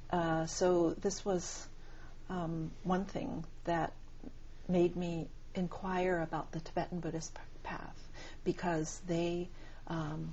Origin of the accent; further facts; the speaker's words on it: Hawaii, United States; moved away as an adult; also born or lived in India; now in California, United States; I was born and raised in Hawaii, so I really did not have too much experience of living on the in the continental U.S.